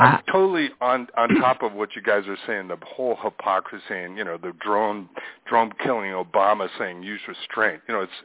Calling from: Missoula, Montana, United States; from Missoula, Montana.

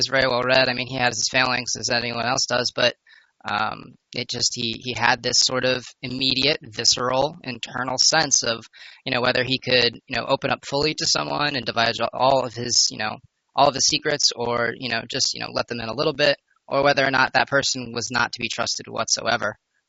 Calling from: New York, United States; Brent, I'm from New York.

